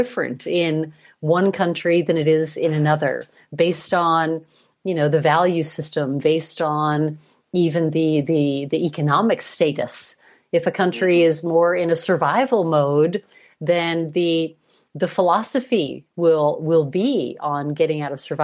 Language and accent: English; United States; moved away as an adult; now in Germany; I'm American born.